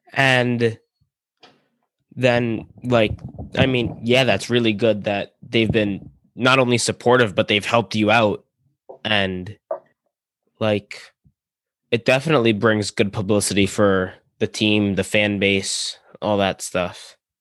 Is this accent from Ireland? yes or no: no; New York, United States; I'm from New York. I'm a Ranger fan